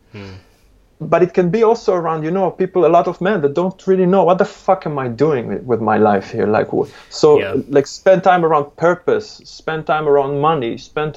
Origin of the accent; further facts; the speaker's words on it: Israel; English is a second language; moved away; I was born originally in Israel. It's a very aggressive place